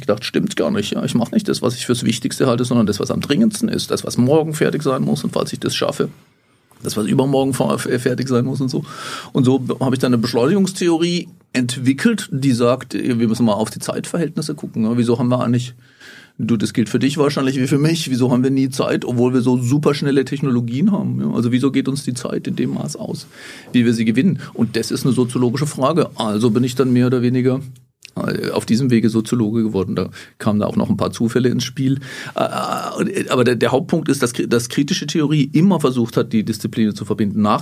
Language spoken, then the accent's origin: German; Grafenhausen, Baden-Württemberg, Germany; also born or lived in Erfurt; now in Jena, Germany; Auch jetzt, äh, in, in Erfurt, aber ich stamme eigentlich aus dem Hochschwarzwald, ganz im Südwesten der Republik, im kleinen Dörfchen da, heißt Grafenhausen.